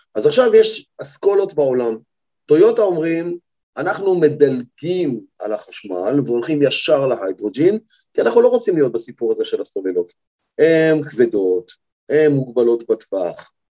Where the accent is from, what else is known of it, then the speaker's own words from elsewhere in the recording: Israel; אנחנו ישראלים